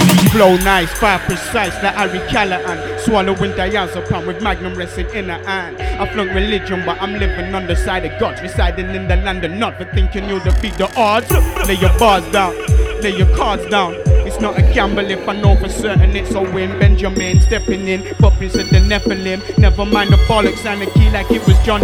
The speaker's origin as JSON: {"language": "English", "region": "Yorkshire and the Humber", "country": "United Kingdom", "accent": "South Yorks", "said": "South Yorks, if you wonder about my accent"}